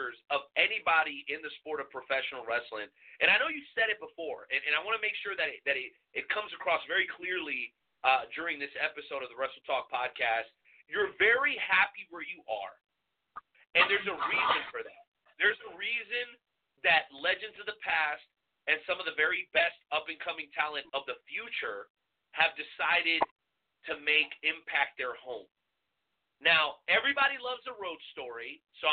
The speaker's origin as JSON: {"language": "English", "region": "Florida", "country": "United States", "tie": "born or raised there", "said": "I grew up in Florida, so the Orlando Magic are near and dear to my heart"}